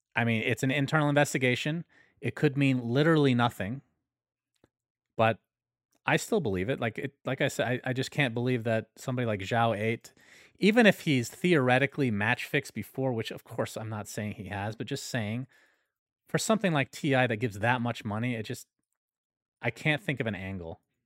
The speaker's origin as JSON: {"language": "English", "country": "United States", "said": "I'm American"}